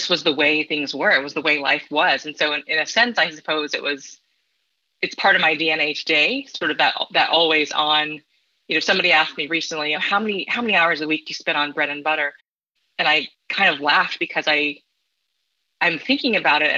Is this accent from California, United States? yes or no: yes; San Diego, California, United States; born or raised there; moved away as an adult; also born or lived in Davenport, Iowa / Bay Area, California; now in Midwest, United States